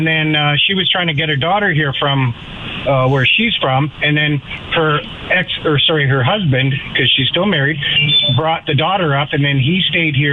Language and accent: English; Alberta, Canada; also born or lived in Creighton, Saskatchewan; I was raised in Alberta.